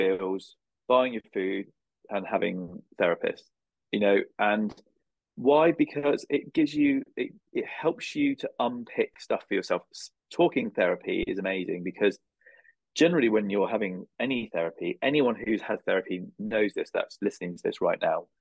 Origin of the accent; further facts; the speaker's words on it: United Kingdom; I'm from the British Isles